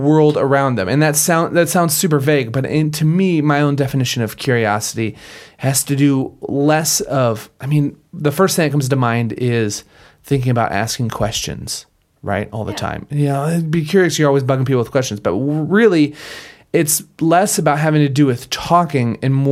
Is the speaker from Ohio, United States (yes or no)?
no; Minnesota, United States; I grew up in Minnesota